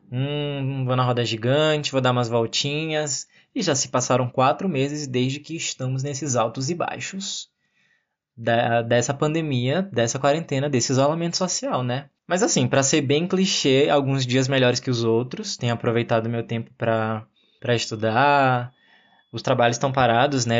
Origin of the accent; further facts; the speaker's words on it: Brazil; somos nós brasileiros